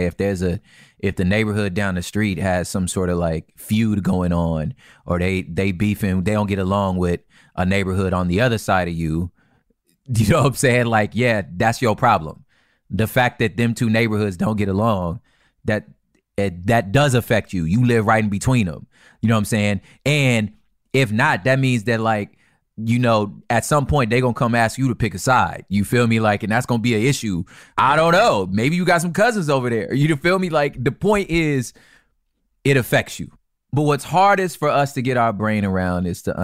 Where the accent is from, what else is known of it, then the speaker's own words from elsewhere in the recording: California, United States; I'm from California